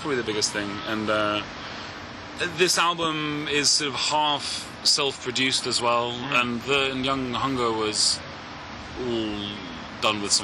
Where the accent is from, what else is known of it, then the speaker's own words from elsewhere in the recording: England, United Kingdom; I'm English